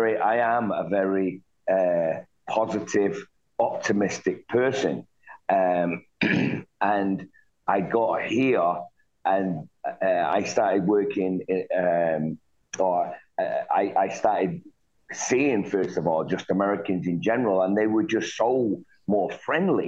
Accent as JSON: {"language": "English", "town": "Manchester", "region": "North West England", "country": "United Kingdom", "tie": "born or raised there", "moved": "as an adult", "lives_now": "United States", "said": "I was born in Manchester, in the city of Manchester, England, and I lived there in a tough part of that town"}